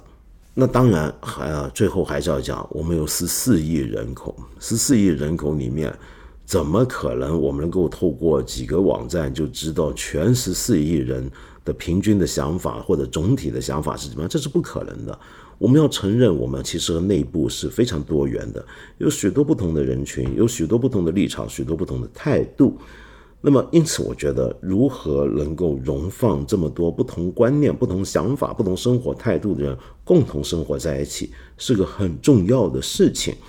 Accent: Guangdong, China; accent: Cantonese; 就有点像我们广东话的粤语里面有一套以前读书用的粤语

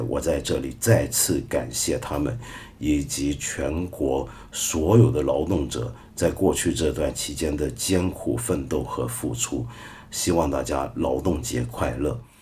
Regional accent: Taiwan; 我那个时候在台湾八十年代头的时候在台湾

